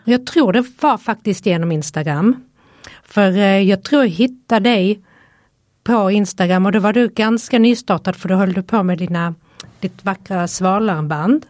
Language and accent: Swedish; Helsingborg, Skåne, Sweden; now in Stockholm, Sweden; kommer ju från Helsingborg